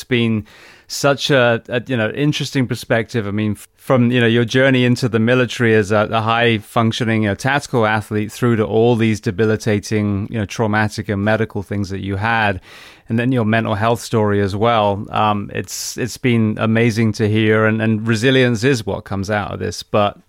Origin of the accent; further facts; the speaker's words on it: United Kingdom; Yes, and on the 21st we'll be back in London. I've never entered my home country